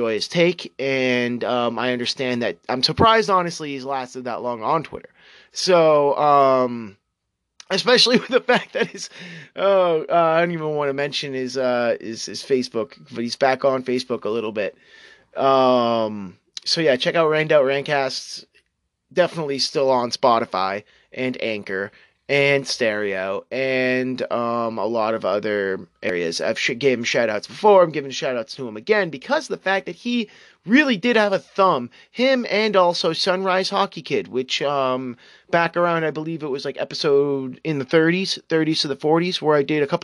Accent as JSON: {"language": "English", "region": "New England", "country": "United States", "tie": "born or raised there", "said": "my hometown and my current residing town, old property that my family owns"}